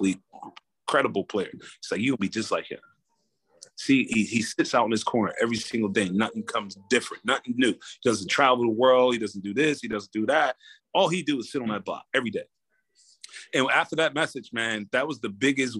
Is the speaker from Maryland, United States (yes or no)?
no; Camden, New Jersey, United States; moved away as an adult; also born or lived in Iowa; Growing up in Camden, New Jersey, you know, back in the 90s